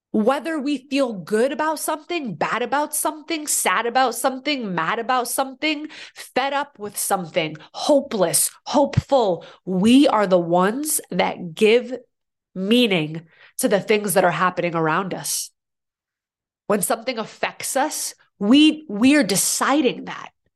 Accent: Boston, Massachusetts, United States; now in New York, United States; I'm from Boston originally, so when I first moved to New York

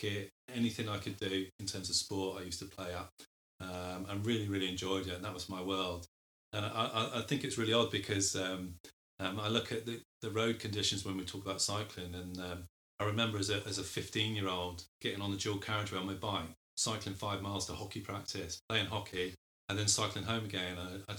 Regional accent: South West England, United Kingdom; So I'm originally from Devon. I call it Devon because my dad was in the army, so I travelled around the world a bit as a youngster, but we settled in Devon. I went to school there at Devon

